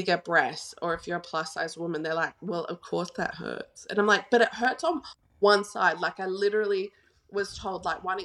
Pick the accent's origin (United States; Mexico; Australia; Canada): Australia; Gold Coast, Queensland; now in Perth, Australia; I grew up on the Gold Coast, so I know a lot of people there.